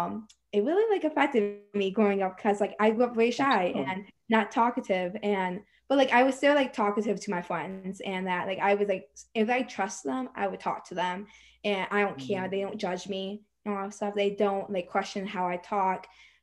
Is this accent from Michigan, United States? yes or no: yes; Michigan, United States; I'm from Michigan